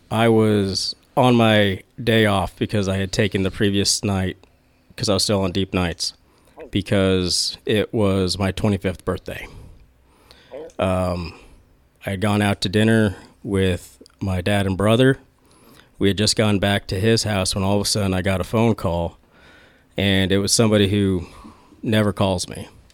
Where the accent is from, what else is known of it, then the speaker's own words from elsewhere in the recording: Flower Mound, Texas, United States; also born or lived in Midway City, California; I ended up moving over to Flower Mound, Texas. After that, I spent there all the way through elementary, middle, high school